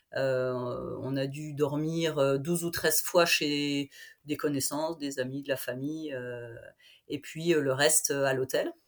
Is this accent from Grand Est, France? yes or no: yes; Vosges, Grand Est, France; je suis vosgienne, je suis professeure de PS dans un collège, un petit collège dans les Vosges